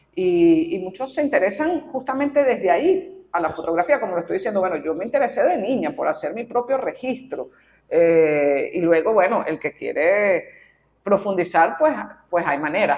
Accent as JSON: {"language": "Spanish", "town": "Caracas", "region": "Capital District", "country": "Venezuela", "said": "yo me considero pues caraqueña, venezolana, tengo sentido de arraigo"}